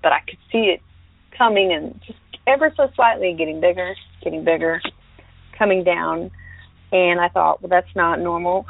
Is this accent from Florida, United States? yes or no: yes; Northwest Florida, United States; moved away; I'm originally from Northwest Florida, so near Eglin Air Force Base, about 30 miles away, maybe less